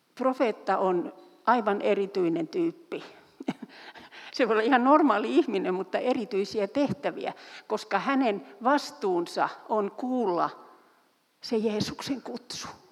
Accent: Turku, Southwest Finland, Finland; Mä olen syntyisin Turusta

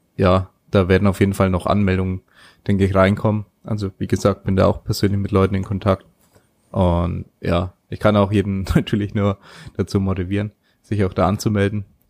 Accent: Germany; bei uns in Deutschland

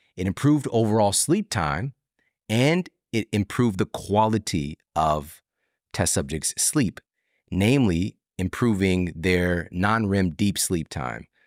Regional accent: St. Louis, Missouri, United States; I'm from St. Louis, home base.

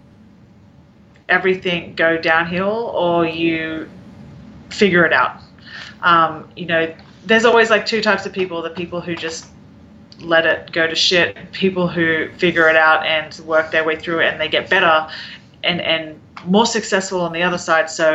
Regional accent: Australia; now in Kansas City, United States; I'm Australian

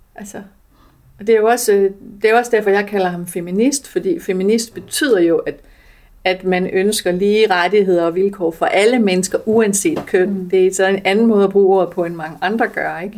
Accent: Denmark; jeg er født i Danmark

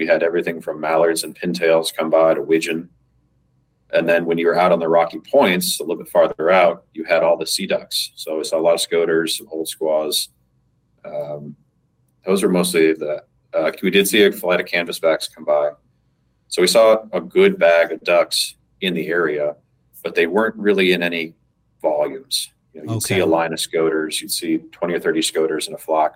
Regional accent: Colorado, United States; also born or lived in Midwest; I grew up in Colorado, I grew up in the Midwest

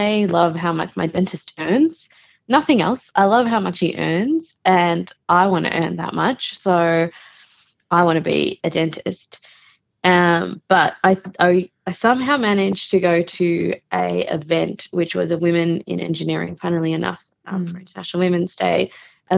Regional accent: Melbourne, Victoria, Australia; I was born and raised in Melbourne

